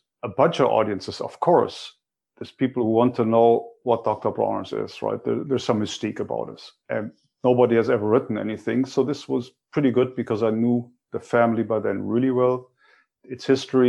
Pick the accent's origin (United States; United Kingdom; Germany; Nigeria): Germany; moved away; my own background growing up in Germany